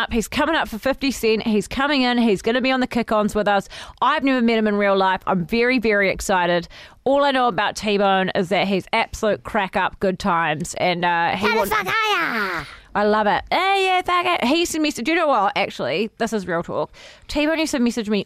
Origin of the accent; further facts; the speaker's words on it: Timaru, Canterbury, New Zealand; also born or lived in Waimate; I'm from Waimate and Timaru